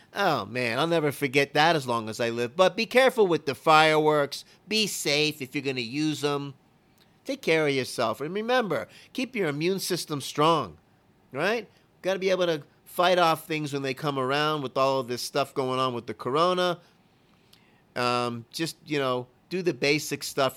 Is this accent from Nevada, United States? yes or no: no; Fort Lauderdale, Florida, United States; also born or lived in Naples, Florida; growing up in Lauderdale, not just the, uh, the Marina Bay and the houseboat and all, but the whole atmosphere was wild.